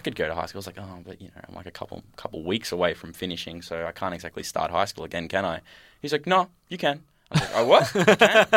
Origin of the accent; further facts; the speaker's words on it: Hoppers Crossing, Victoria, Australia; also born or lived in Point Cook / Utah; so I grew up in Hoppers and then just recently moved to Point Cook.